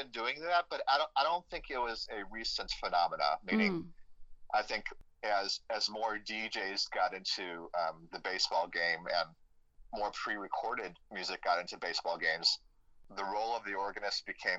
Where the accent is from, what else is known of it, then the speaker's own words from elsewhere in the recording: Chicago, Illinois, United States; I grew up in Chicago